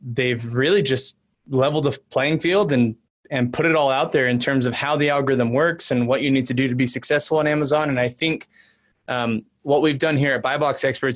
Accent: San Antonio, Texas, United States; moved away as an adult; now in Utah, United States; I'm originally from San Antonio, moved up to Utah to go to school

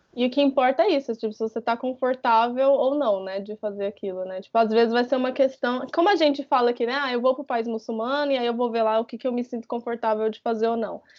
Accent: Brazil; moved away as an adult; Eu saí do Brasil com 21 anos, eu ainda estava na faculdade

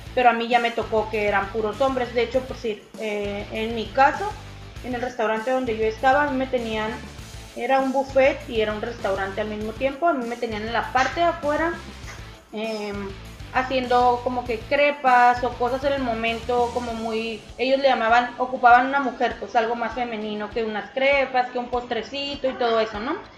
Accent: Mexicali, Baja California, Mexico; De aquí de Mexicali, Mexicali, Baja California, aquí nací y aquí he vivido pues toda mi vida

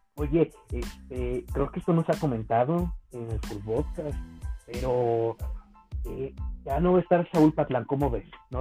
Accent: Cuautitlán, State of Mexico, Mexico; en mi pueblo, aquí en Cautitlán

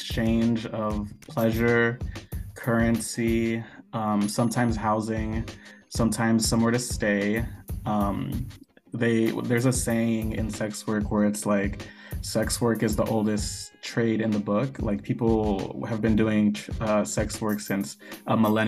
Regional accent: San Francisco, California, United States; I'm originally from San Francisco

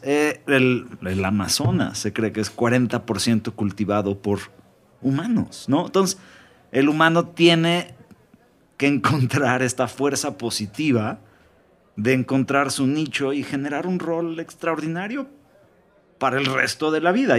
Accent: Mexico; porque soy mexicano.

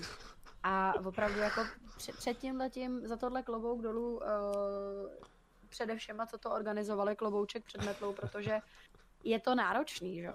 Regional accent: Czechia; u nás v Čechách

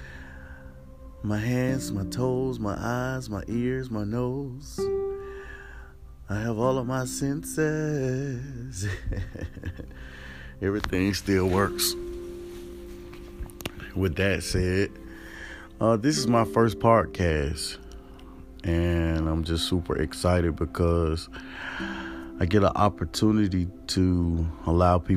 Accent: East Point, Georgia, United States; Born September the 7th, 1984. To Pam and William. In Atlanta, Georgia. ATL, shouty. Right in East Point, Georgia.

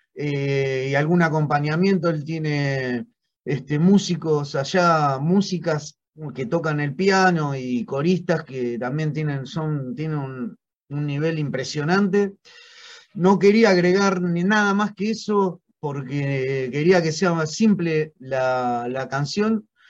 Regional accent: Argentina; como argentino

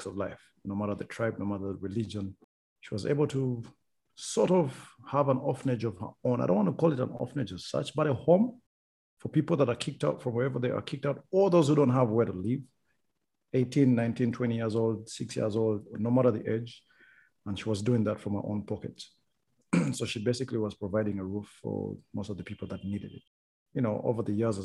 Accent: Rwanda; moved away; also born or lived in Uganda; I'm from Rwanda

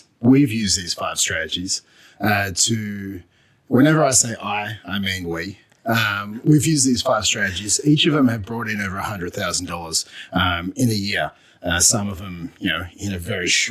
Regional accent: Australia; now in Canada; I had an accent. I was from Australia.

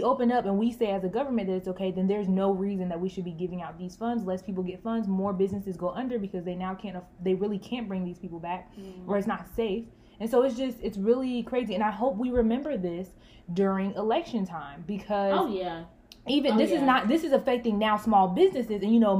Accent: United States; it's something about just being American that is, we just don't like anybody to tell us what to do.

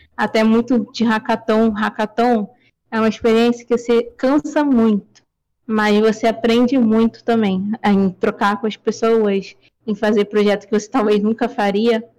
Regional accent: Rio de Janeiro, Brazil; Sim, sou do Rio, carioca

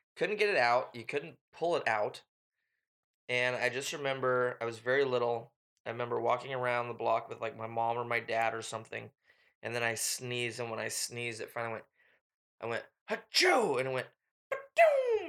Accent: Washington, United States; we are from the Pacific Northwest up in the great Washington state.

